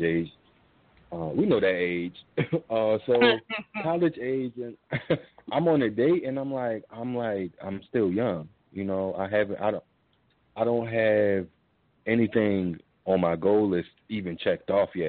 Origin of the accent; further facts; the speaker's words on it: Baltimore, Maryland, United States; I'm from Baltimore